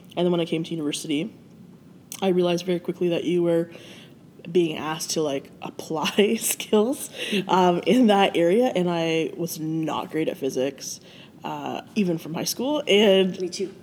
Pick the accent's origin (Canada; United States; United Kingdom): Canada; Brantford, Ontario; I grew up in Brantford, which is about half an hour from here